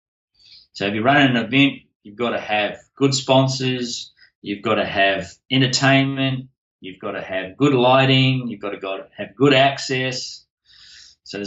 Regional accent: New Zealand; now in Australia; Being a Kiwi

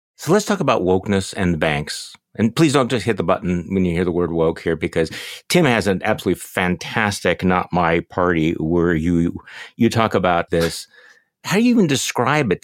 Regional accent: Mequon, Wisconsin, United States; my hometown of Mequon

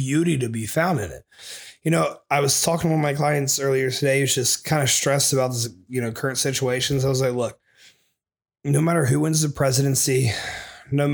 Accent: Springfield, United States; moved away; When I lived back in Springfield in my hometown, I would go visit my grandpa every week.

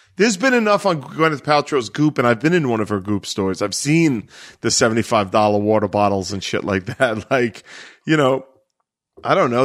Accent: New York City, New York, United States; also born or lived in Brooklyn; I consider myself from Staten Island, but I, but there's no doubt that my obituary would not say Staten Island native. It would say l-, lifelong Staten Islander.

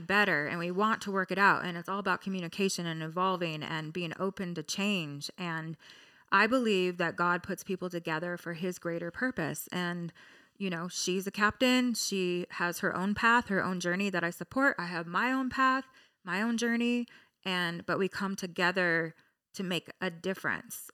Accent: Orange County, California, United States; I'm from Orange County

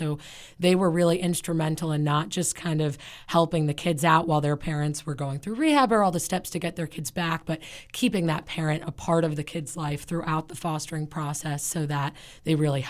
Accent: New York, United States; now in Florida, United States; So I come from New York, so uh-huh. it's a little more liberal.

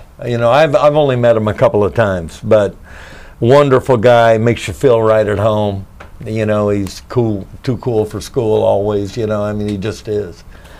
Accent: Kansas, United States; now in Nashville, United States; I grew up in Kansas. So, you know, it was not the cultural center of the universe.

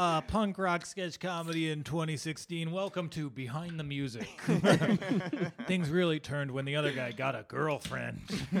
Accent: Michigan, United States; born or raised there

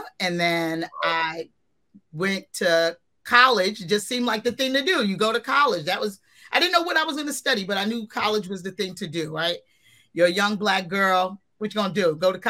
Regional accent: New York City, New York, United States; also born or lived in Philadelphia, Pennsylvania; Well, I grew up born in Philly, Philadelphia, PA. But raised in the Bronx pretty much all my life. So I'm a Bronx girl, born and raised.

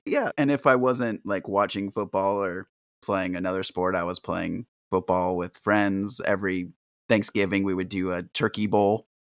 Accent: San Diego, California, United States; Growing up in San Diego, my family were huge Charger fans

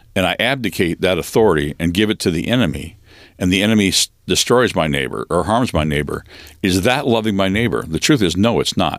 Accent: Western Washington State, United States; I was born and raised in Western Washington State in a logging home and family and community

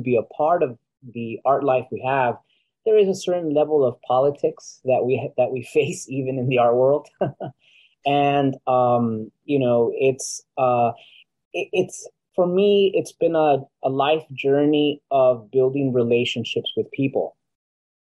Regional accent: Los Angeles, California, United States; also born or lived in Guatemala; As an artist living in Los Angeles, you would imagine I'd be doing really well in my hometown, California, the state of California

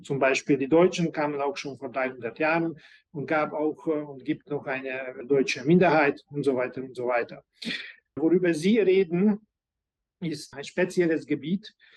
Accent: Budapest, Hungary; also born or lived in Germany; ich bin ein gebürtiger Ungar, bin ich in Budapest äh, geboren und überwiegend auch hier gelebt

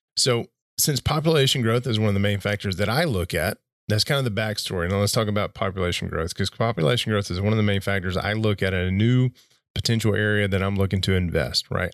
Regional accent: Glencoe, Alabama, United States; moved away; where I was born, where I grew up, and where I spent the better part of two decades is a small town in northeast Alabama called Glen Coates, Glen Coates, Alabama

